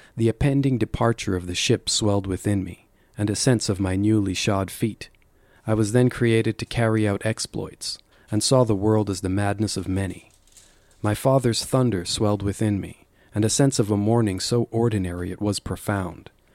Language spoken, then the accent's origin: English; Calgary, Alberta, Canada; moved away; growing up in Calgary